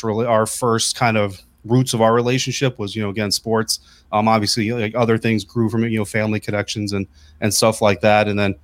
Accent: Colorado, United States; also born or lived in Oklahoma / New York / Germany / Texas; I was born outside of Fort Sill, Oklahoma. We moved to Fort Drum, New York, to Germany. And then we lived in El Paso, Texas for a period of time, finally settled down in Fort Carson, Colorado.

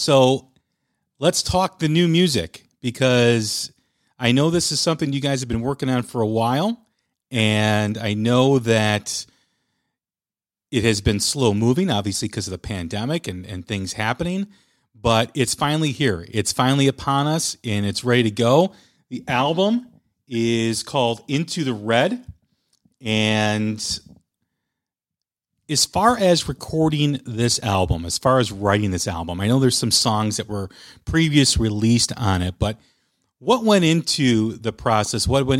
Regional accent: Chicago, Illinois, United States; I'm from Chicago, so we always like to needle our Wisconsin neighbors from being up north

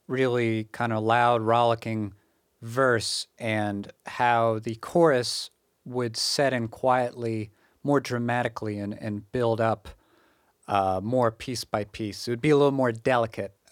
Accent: United States; also born or lived in Japan; settle back into my hometown area

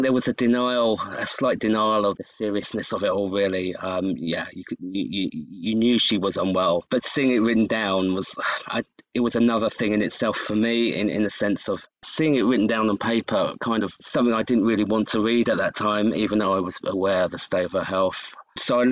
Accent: United Kingdom; I'm from the UK

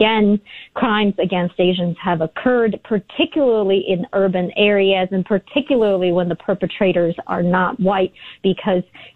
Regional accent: Oakland, California, United States; also born or lived in China; I immigrated to the United States when I was 10 from communist China, and I showed up in inner city Oakland, California. And growing up in Oakland, racism was a constant

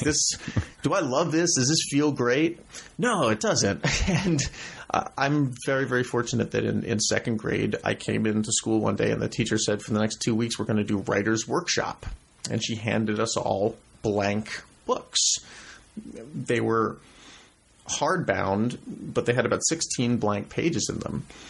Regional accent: New York City, New York, United States; also born or lived in Brooklyn, New York; I was born in New York. Up until I was six years old, my family lived in Manhattan

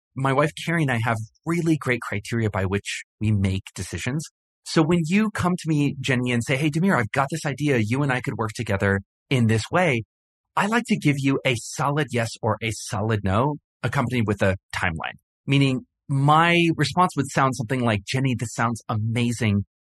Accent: Hawaii, United States; I grew up in Hawaii, and I spent a lot of time in the ocean

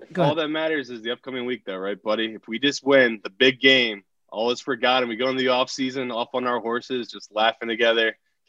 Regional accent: Burnley, North West England, United Kingdom; This scarf right here is from my hometown in England. So this is my home club, Burnley.

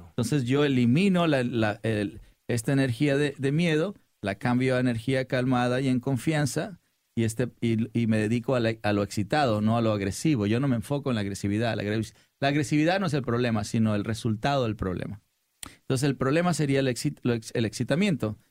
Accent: Sinaloa, Mexico; como decimos los, los sinaloenses

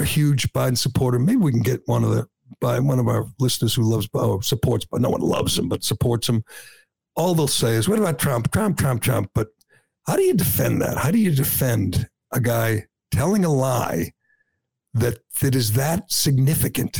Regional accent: Massachusetts, United States; I'm from Massachusetts.

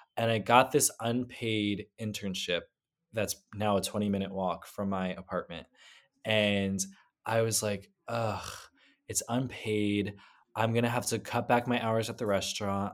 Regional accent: New Jersey, United States; now in New York, United States; I am from New Jersey

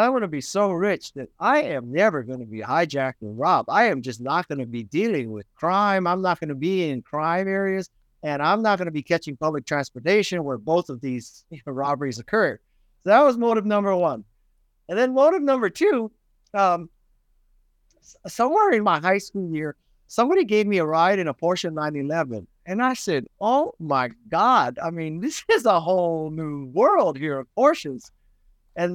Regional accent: Honolulu, Hawaii, United States; I was born and raised in Honolulu, Hawaii

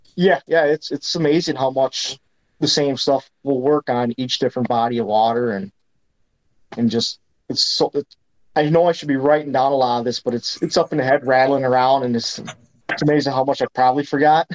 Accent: Green Bay, Wisconsin, United States; growing up on Green Bay

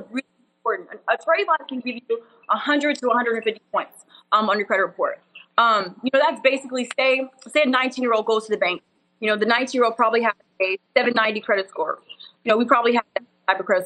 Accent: Wichita Falls, Texas, United States; moved away as an adult; now in Dallas, United States; I'm from a super country, like cows and horses and Wichita Falls

